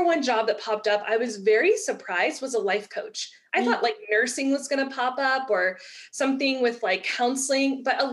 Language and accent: English; Texas, United States; I'm from Texas.